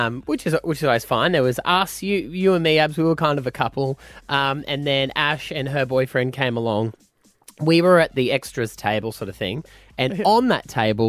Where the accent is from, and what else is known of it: Gladstone, Queensland, Australia; born or raised there